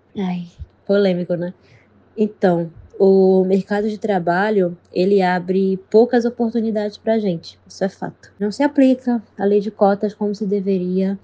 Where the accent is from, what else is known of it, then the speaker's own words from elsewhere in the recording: Recife, Pernambuco, Brazil; eu nasci em Recife, Pernambuco